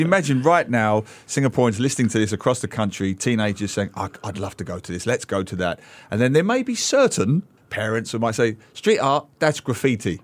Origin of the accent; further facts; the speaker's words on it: London, United Kingdom; moved away; also born or lived in Australia; I grew up in, uh, East London and, uh, I, I lived for a while in Australia